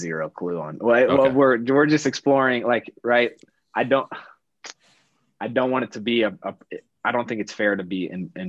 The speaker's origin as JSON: {"language": "English", "region": "Midwest", "country": "United States", "said": "we come from Midwest families, like middle-class Midwest families."}